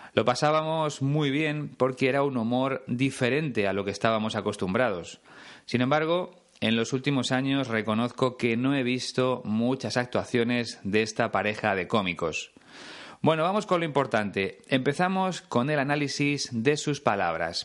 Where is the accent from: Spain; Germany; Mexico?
Spain; cuando apenas había dos canales en mi país